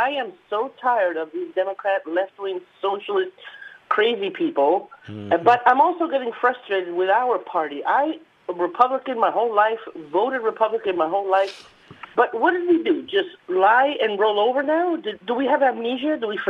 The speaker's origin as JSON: {"language": "English", "town": "New York City", "region": "New York", "country": "United States", "said": "I am from, not only from New York City, I'm from Queens, which is where our lovely president was born and raised."}